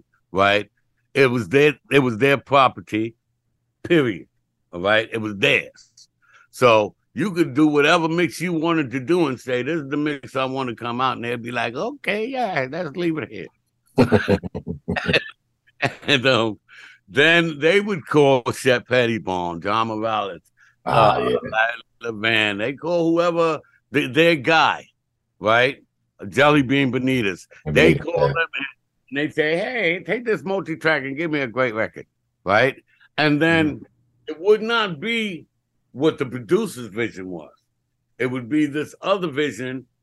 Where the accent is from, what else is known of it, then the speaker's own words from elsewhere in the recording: New York City, New York, United States; we're from uptown. We're from Harlem